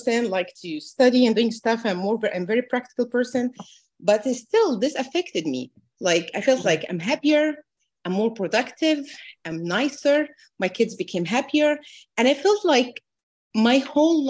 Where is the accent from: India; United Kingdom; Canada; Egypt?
Egypt; moved away as an adult; also born or lived in New Jersey, United States; now in United States; I'm originally from Egypt. I moved with my husband and two daughters